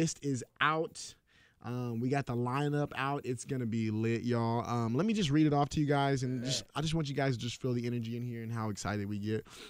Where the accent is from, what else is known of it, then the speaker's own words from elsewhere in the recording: Austin, Texas, United States; We will be in Austin. That's my home. That's my hometown right there.